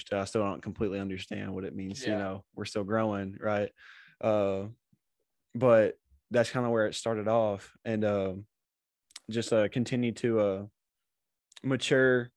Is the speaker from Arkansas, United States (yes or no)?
yes; Batesville, Arkansas, United States; moved away; I'm from Batesville, Arkansas